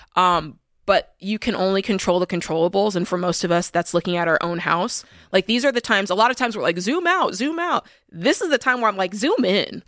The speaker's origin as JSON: {"language": "English", "country": "United States", "said": "as American people"}